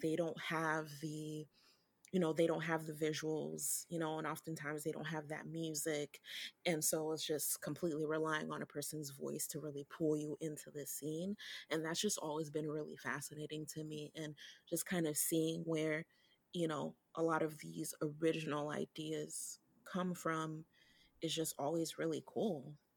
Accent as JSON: {"language": "English", "country": "Haiti", "tie": "born or raised there", "moved": "yes", "lives_now": "Brooklyn, United States", "said": "I grew up in Haiti, so I, l, I, I was born here, I was born here in Brooklyn, but I lived in Haiti"}